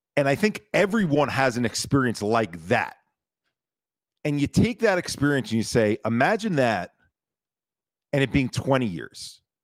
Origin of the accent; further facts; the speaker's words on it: United States; me as an American